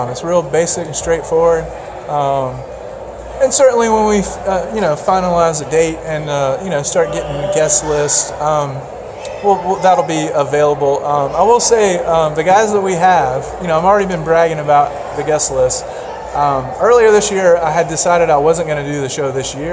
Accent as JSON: {"language": "English", "region": "West Tennessee", "country": "United States", "said": "I'm from West Tennessee."}